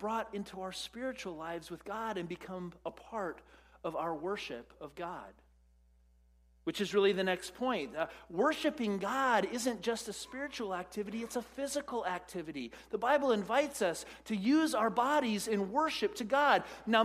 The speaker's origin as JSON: {"language": "English", "country": "United States", "said": "as American Western Christians"}